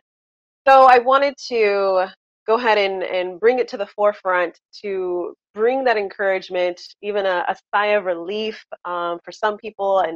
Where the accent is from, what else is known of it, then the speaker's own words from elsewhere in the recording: Southern California, United States; I bring you greetings from sunny Southern California, born and raised here